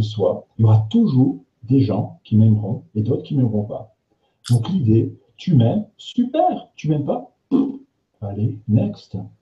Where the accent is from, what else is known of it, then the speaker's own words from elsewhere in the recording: the North, Nord, France; moi, je suis du Nord